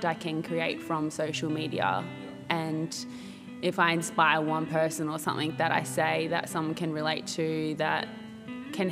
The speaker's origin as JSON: {"language": "English", "town": "Tweed Heads", "region": "New South Wales", "country": "Australia", "tie": "born or raised there", "also_born_or_lived": "Brisbane", "said": "I grew up in Benora Point, Tweed Heads. I've been here basically my whole life"}